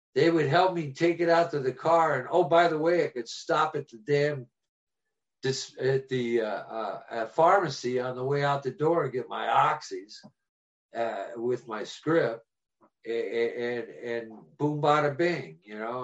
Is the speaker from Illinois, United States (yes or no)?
no; Oberlin, Ohio, United States; we're from Oberlin, Ohio